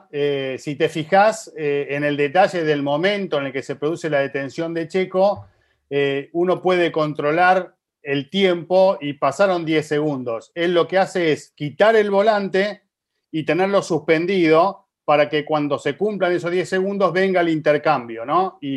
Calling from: Bogotá, Colombia; eh, Colombia, Bogotá.

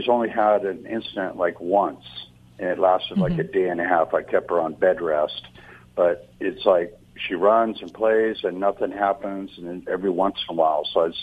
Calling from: Orange, California, United States; I'm calling from Orange, California.

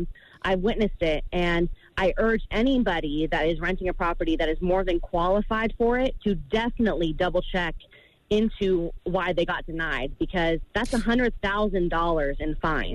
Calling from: Las Vegas, Nevada, United States; I'm calling from Las Vegas.

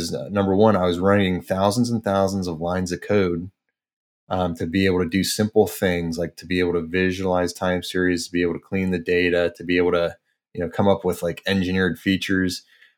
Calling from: State College, Pennsylvania, United States; Sunny State College, Pennsylvania.

